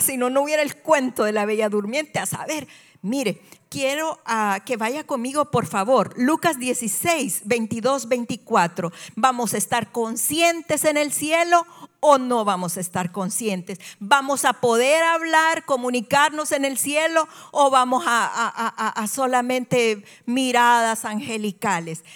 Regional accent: El Salvador; soy salvadoreña y en El Salvador esto es muy común

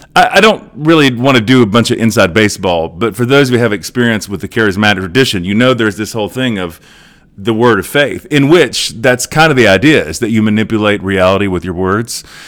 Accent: Edmond, Oklahoma, United States; here in Edmond, uh, in my hometown

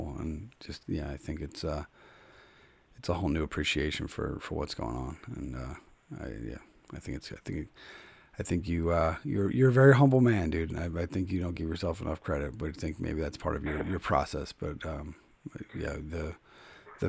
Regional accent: Philadelphia, Pennsylvania, United States; now in Connecticut, United States; I'm from Philadelphia. I live in Connecticut

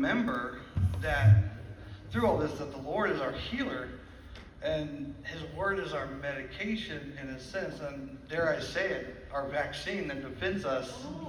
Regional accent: Livingston, United States; I'm from Livingston.

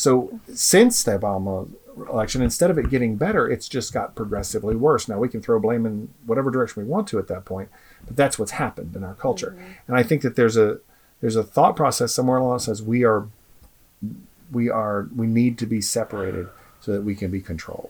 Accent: United States; especially as American human beings, we have a gift in this country

